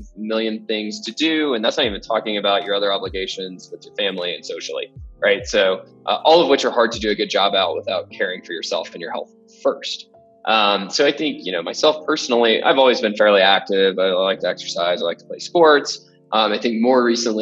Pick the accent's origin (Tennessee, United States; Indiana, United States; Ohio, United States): Tennessee, United States; Memphis; moved away as an adult; now in Denver, United States; born and raised in Memphis, Tennessee